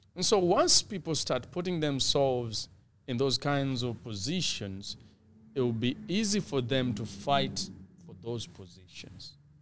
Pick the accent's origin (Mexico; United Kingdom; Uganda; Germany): Uganda; now in Canada; I was born in Uganda and packaged in Canada